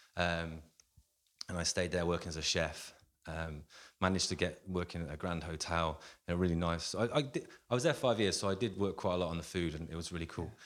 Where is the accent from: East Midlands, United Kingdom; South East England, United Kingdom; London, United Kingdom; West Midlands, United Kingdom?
West Midlands, United Kingdom; Coventry; I'm born and raised in Coventry in the Midlands